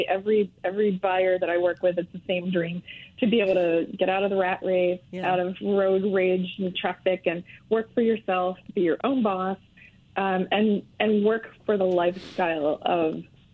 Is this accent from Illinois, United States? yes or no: no; Washington, District of Columbia, United States; moved away as an adult; also born or lived in Maryland; now in Maine, United States; I was born in Washington, D.C.